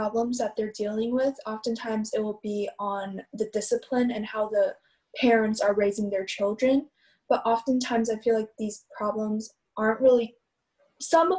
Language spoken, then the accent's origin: English; United States; I've been raised in America ever since